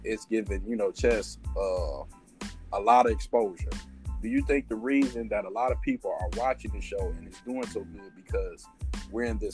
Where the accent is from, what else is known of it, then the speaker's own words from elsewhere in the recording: Detroit, Michigan, United States; we're from Detroit